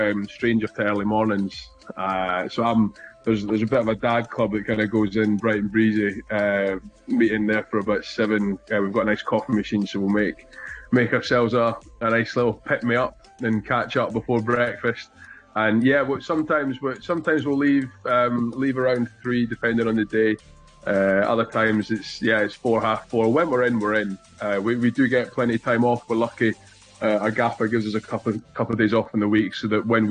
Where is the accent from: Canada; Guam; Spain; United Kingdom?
United Kingdom; Dunfermline, Scotland; now in Worcester, United Kingdom; I started playing rugby from the age of seven at Dunfermline Rugby Club, my hometown